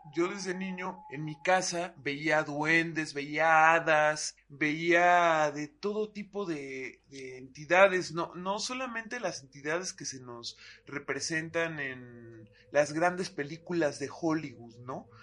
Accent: Atizapán, State of Mexico, Mexico; nací y crecí en Atizapán, en el Estado de México

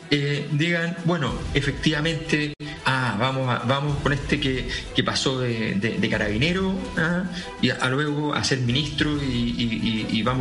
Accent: Santiago, Santiago Metropolitan Region, Chile; now in Europe; la, cisterna, el bosque, qué sé yo, que son, que son territorio conocido, territorio de toda infancia, adolescencia.

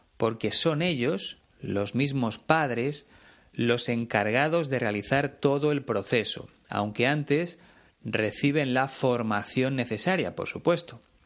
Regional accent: Spain; en mi país hay mucho más que playas

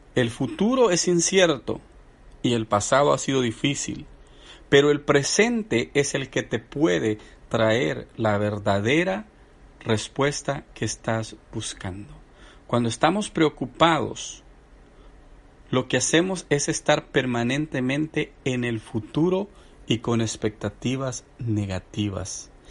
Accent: El Salvador; a mi gente del Salvador, bueno, somos el pulgarcito de América también

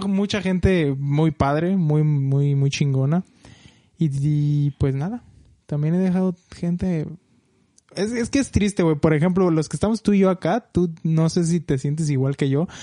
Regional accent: Michoacán, Mexico; moved away as an adult; now in United States; soy mexicano, obviamente, de Michoacán, de por la parte centro del país. Y pues nada, allá estudié, allá me crié, allá tuve toda mi vida

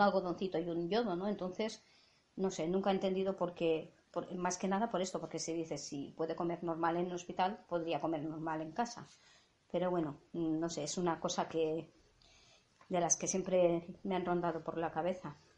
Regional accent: Catalonia, Spain; first language Catalan; Spanish is a second language; nosotras somos catalanas

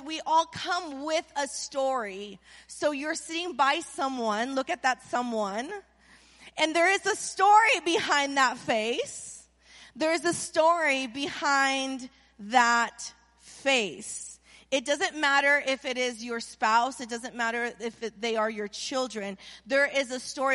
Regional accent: Anaheim, California, United States; now in Las Vegas, United States; I was born in Anaheim

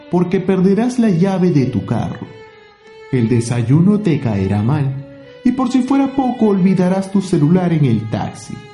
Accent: Arequipa, Peru; born there; Arequipa, Arequipa.

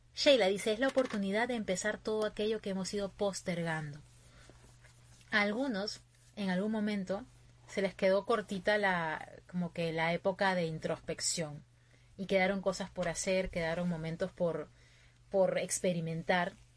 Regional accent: Peru; moved away as an adult; now in Virginia, United States; mi gente de Perú. Yo estoy ahorita en Virginia, ya va a ser un año más o menos que estoy aquí, pero mi corazón siempre puesto allá, en mi tierra

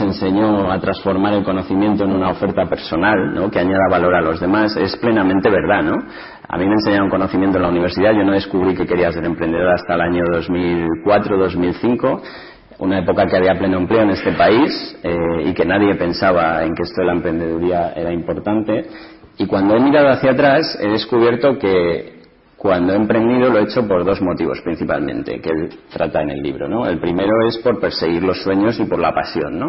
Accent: Ciudad Real, Castilla-La Mancha, Spain; yo nací en Ciudad Real en el año 75

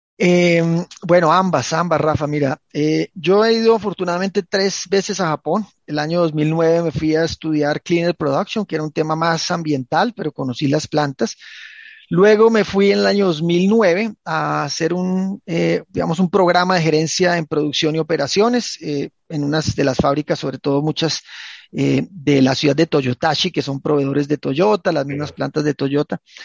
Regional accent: Manizales, Caldas, Colombia; yo nací en Manizales, es una, es una zona del eje cafetero colombiano.

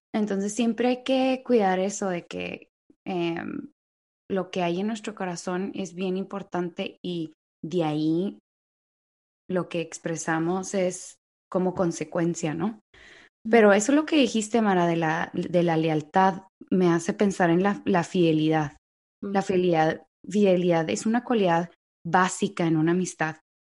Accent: Mexico; now in United States; somos así los mexicanos

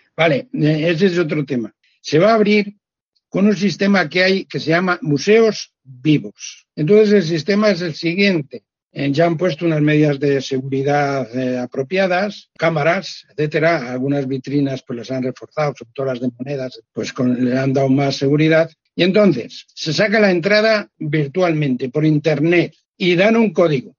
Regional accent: Castile and León, Spain; born or raised there

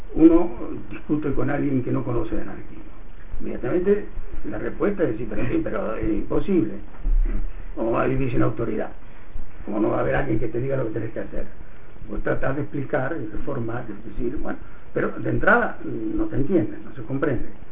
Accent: Argentina; born or raised there; moved away

